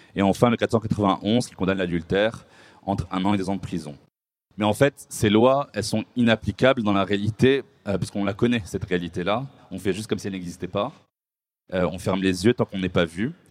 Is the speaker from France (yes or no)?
no; Morocco; le Maroc, ma terre natale